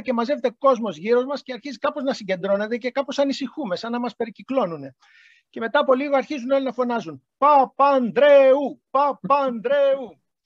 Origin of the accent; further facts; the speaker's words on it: Greece; μας ρωτάει από πού είσαστε. Λέμε εμείς από την Ελλάδα.